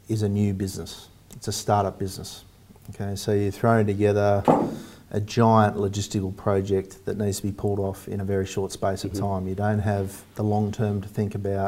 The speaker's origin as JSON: {"language": "English", "town": "Sydney", "region": "New South Wales", "country": "Australia", "said": "I'm from Sydney"}